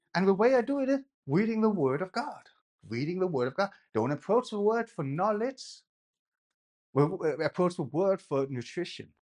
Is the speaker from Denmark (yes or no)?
yes; Denmark; now in England; when I grew up in Denmark, I was a dwarf